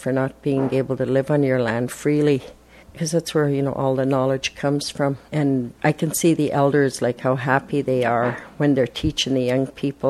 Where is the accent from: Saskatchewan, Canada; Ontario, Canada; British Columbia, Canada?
British Columbia, Canada; Secwepemc Nation; I'm a Squamic from the Shuswap Nation, and I'm an Esquimalt band member, which is one of the 17 bands in the Shuswap Nation.